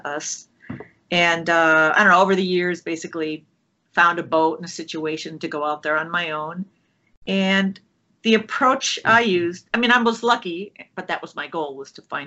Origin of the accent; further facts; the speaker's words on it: Minnesota, United States; moved away; also born or lived in Oregon; I grew up in Minnesota.